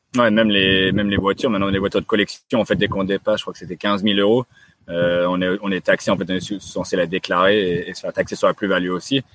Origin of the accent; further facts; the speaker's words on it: France; on est français, donc naturellement en fait, c'est inné